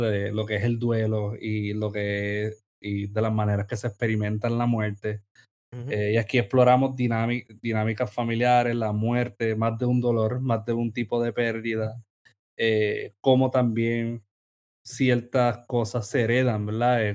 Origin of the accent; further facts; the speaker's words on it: Sabana Grande, Puerto Rico; yo me identifico como sabaneño